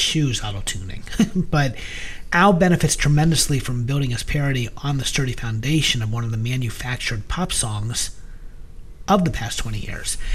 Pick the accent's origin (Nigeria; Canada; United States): United States